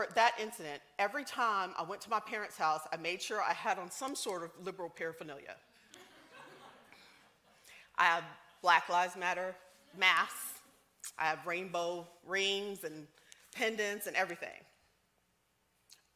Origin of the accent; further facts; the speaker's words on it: the South, United States; I'm from the South.